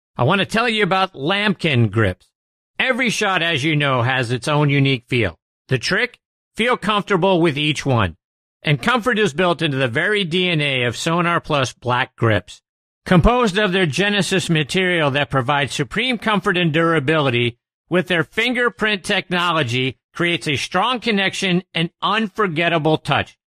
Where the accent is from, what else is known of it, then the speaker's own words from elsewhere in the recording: Pittsburgh, Pennsylvania, United States; the Pittsburgh Tribune Review, my hometown newspaper